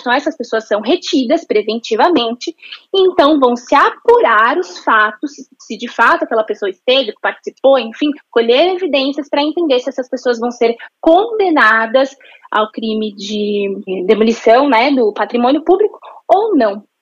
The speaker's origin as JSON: {"language": "Portuguese", "country": "Brazil", "said": "nós nos entendermos como brasileiros"}